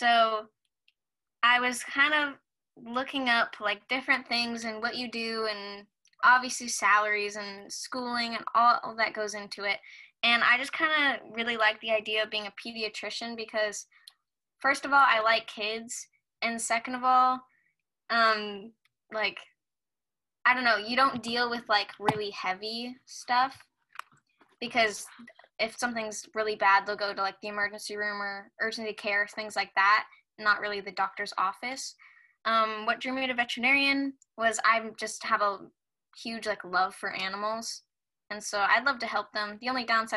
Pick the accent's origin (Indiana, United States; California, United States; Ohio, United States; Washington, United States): Washington, United States; I was born and raised in Washington, and I, right now I live in the house that I've always lived